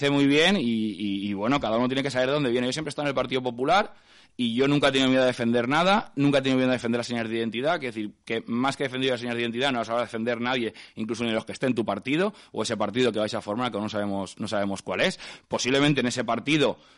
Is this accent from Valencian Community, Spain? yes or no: yes; Valencia, Valencian Community, Spain; born there; perdona, yo soy castellano parlante y nacido en Valencia. Y hablaré el idioma que quiera.